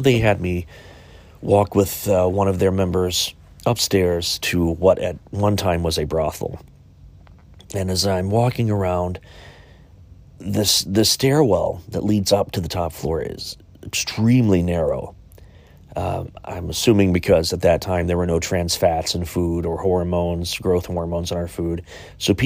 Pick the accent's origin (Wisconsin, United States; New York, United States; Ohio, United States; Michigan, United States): Ohio, United States; Chillicothe; my hometown of Chillicothe, Ohio